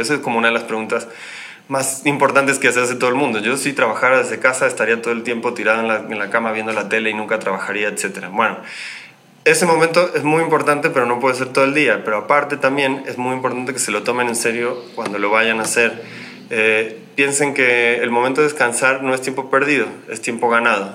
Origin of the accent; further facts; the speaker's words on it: Argentina; moved away as an adult; now in Mexico City, Mexico; yo soy argentino, pero llevo ya varios años radicado en esta ciudad